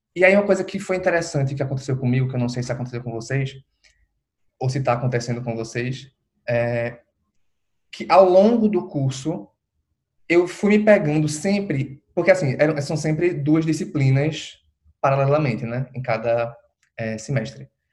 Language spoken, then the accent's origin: Portuguese; Recife, Pernambuco, Brazil; eu sou de Recife